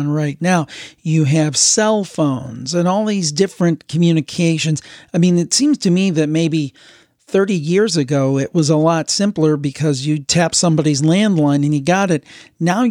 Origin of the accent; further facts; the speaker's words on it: Ohio, United States; I'm from Ohio